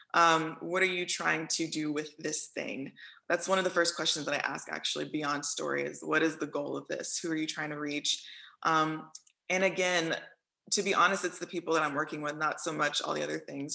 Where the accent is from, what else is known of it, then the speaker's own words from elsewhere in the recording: Houston, Texas, United States; moved away; I'm from Houston though, so that's what I still claim uh, through and through.